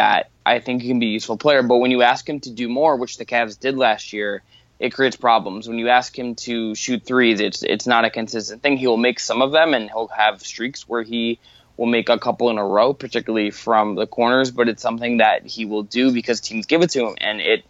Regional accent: Cleveland, Ohio, United States; I am born and raised in Cleveland

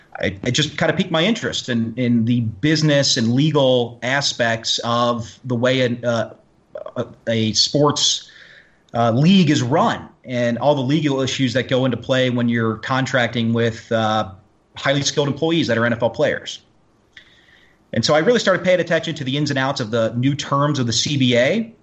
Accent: Cincinnati, Ohio, United States; also born or lived in Pontiac; now in Michigan, United States; But born and raised in Cincinnati kid. I don't live in the area anymore. I live in Michigan, and it's where my wife's from.

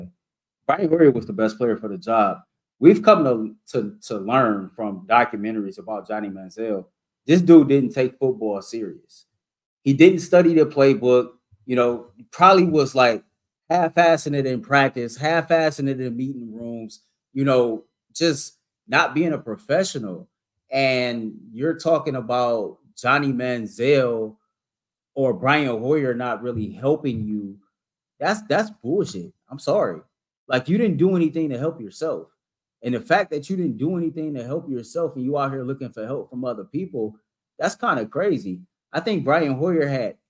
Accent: Cleveland, Ohio, United States; I'm from Cleveland. We both from this area

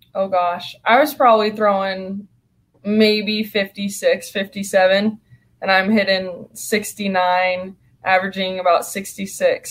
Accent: California, United States; I'm from California

